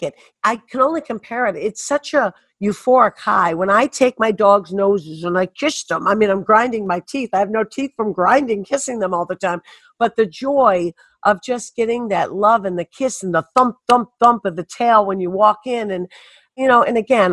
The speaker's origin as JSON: {"language": "English", "town": "Detroit", "region": "Michigan", "country": "United States", "tie": "born or raised there", "also_born_or_lived": "Birmingham, Michigan / Bloomfield Hills, Michigan", "said": "I'm a Detroit girl. Yes, I grew up in Detroit, 7 Mile and James Cousins, and we moved to Birmingham, Bloomfield Hills"}